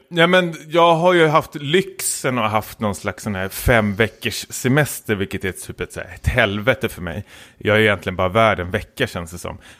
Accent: Stockholm, Stockholm County, Sweden; jag är stockholmare

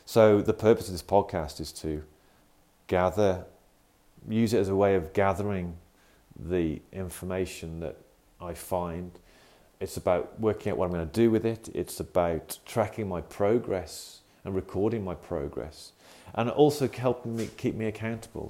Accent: United Kingdom; accent: UK; in the UK, as you can probably tell from my accent

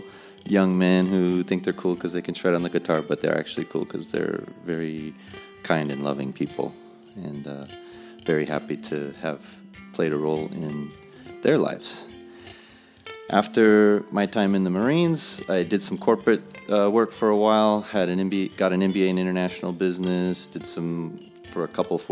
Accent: Phoenix, Arizona, United States; moved away as an adult; also born or lived in Pensacola, Florida / Jacksonville, North Carolina; I was born and raised in the Phoenix, Arizona area

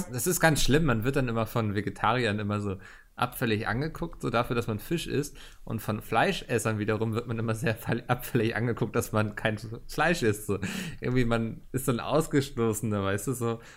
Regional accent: Northern Germany, Germany; meine Heimat ist Norddeutschland

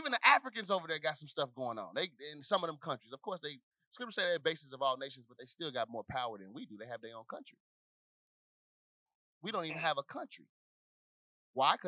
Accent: Little Rock, Arkansas, United States; where I grew up in Little Rock

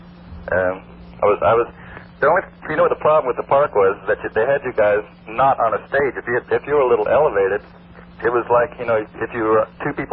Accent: Winter Haven, Florida, United States; I'm from Winter Haven.

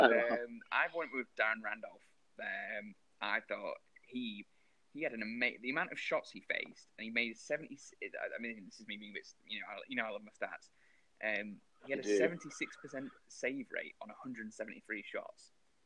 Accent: England, United Kingdom; Because we're English.

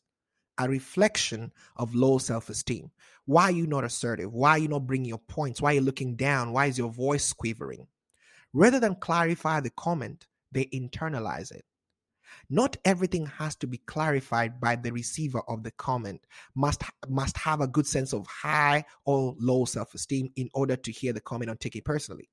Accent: Kenya; also born or lived in Wichita, Kansas, United States; now in Seattle, United States; a Kenyan American

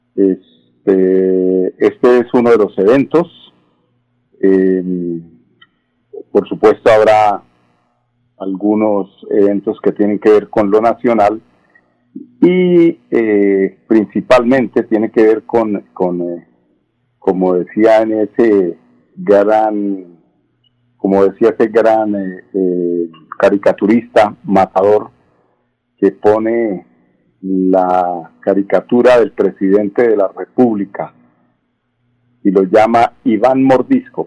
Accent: Colombia; somos muchos los colombianos

